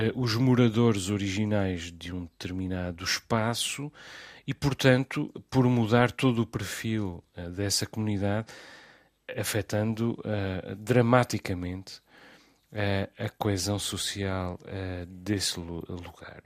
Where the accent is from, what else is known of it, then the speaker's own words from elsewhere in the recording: Azores, Portugal; also born or lived in Lisbon; eu, que sou dos Açores e vivo nos Açores